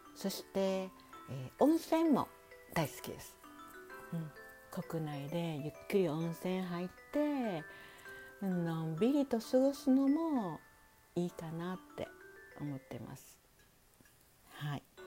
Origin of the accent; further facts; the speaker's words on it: Kansai, Hyogo, Japan; accent: Kansai dialect mixed with standard Japanese; also born or lived in Osaka; 関西人の関西兵庫県生まれ